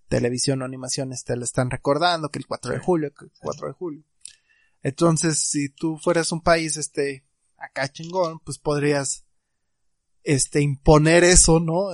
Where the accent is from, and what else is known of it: Mexico